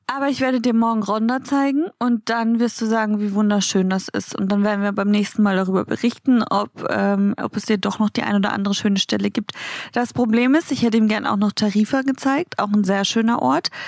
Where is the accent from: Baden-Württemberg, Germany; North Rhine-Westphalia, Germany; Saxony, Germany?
Baden-Württemberg, Germany; Baden-Baden; moved away; in Baden-Baden in meiner Heimat